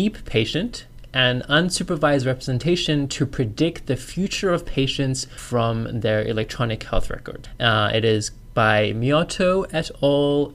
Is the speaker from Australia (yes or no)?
yes; Australia; also born or lived in China; now in United States; I'm a Chinese-born Australian with an American PhD.